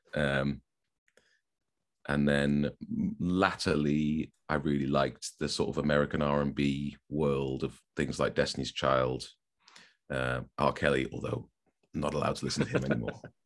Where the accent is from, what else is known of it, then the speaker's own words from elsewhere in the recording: Newcastle upon Tyne, North East England, United Kingdom; moved away as an adult; also born or lived in Manchester; now in Stockport, United Kingdom; I was born in Newcastle, yep. Um, I've lived in Manchester now for just slightly longer than half my life, so I guess I'm now a Manc, but call me what you will, I don't sound like it. I'm from Newcastle